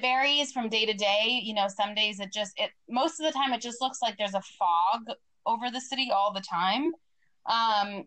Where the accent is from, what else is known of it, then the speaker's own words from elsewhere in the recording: Boston, Massachusetts, United States; moved away as an adult; also born or lived in Sarajevo, Bosnia / Germany; now in Santa Monica, United States; Grew up in the Boston area.